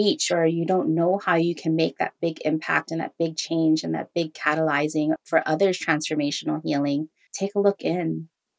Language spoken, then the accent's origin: English; Hawaii, United States; I grew up in Hawaii as half Filipino, half Jewish.